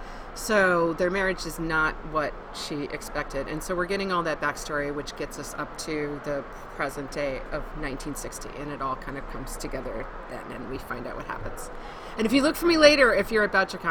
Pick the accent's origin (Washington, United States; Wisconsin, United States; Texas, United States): Wisconsin, United States; also born or lived in New York / Boulder, Colorado; now in Denver, United States; I'm from Wisconsin originally